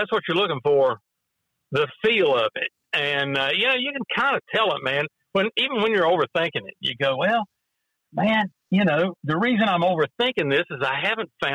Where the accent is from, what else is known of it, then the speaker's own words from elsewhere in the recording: Lincoln County, West Virginia, United States; I was brought up in Lincoln County, West Virginia, you know, in the 60s, in the 70s